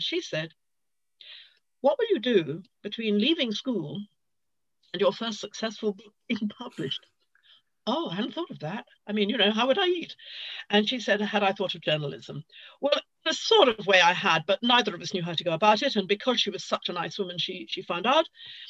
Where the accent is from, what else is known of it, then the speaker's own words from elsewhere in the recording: London, United Kingdom; I'm a Londoner and proud of it.